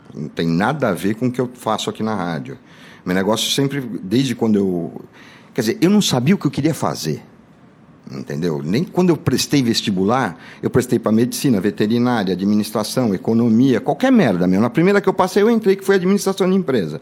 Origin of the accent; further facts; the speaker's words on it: Santo André, São Paulo, Brazil; also born or lived in Garça, São Paulo; Eu nasci em Garça, depois eu mudei para Santo André